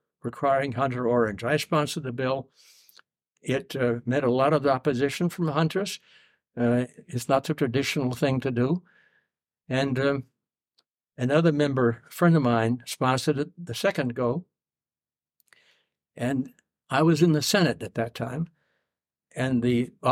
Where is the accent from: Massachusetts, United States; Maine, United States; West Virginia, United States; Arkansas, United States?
Maine, United States; Augusta; also born or lived in Plattsburgh, New York; I was born in Plattsburgh, New York, and my family moved to Maine in 1935. My father was a paper engineer, and he came to Maine to start to convert a mill that had been shut down during the Depression. We settled in Augusta